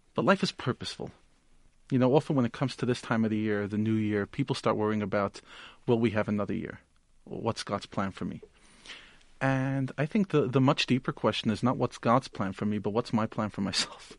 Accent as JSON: {"language": "English", "country": "United States", "tie": "born or raised there", "moved": "yes", "lives_now": "Johannesburg, South Africa", "said": "I grew up in the United States"}